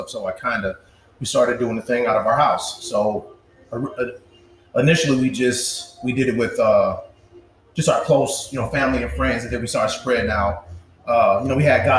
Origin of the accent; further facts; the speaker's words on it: Milwaukee, Wisconsin, United States; I'm from Milwaukee